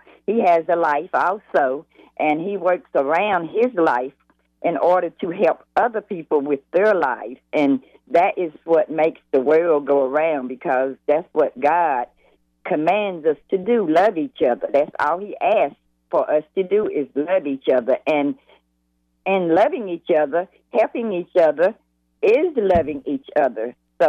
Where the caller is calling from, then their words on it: Lawndale, North Carolina, United States; I'm calling in from Lawndale, North Carolina. That's about an hour away from Charlotte.